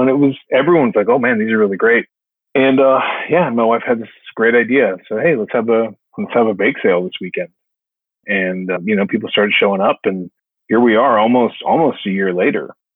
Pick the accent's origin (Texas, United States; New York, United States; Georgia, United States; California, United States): California, United States; Los Angeles; now in Nashville, United States; those are my roots. I'm from Los Angeles, California